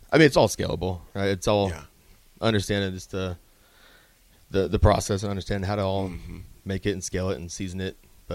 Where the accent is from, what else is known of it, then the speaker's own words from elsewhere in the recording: Lincoln, Nebraska, United States; From here in Lincoln.